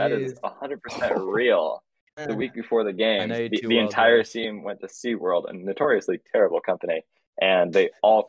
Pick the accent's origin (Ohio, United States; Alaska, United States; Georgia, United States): Ohio, United States; I'm from Ohio and I'm white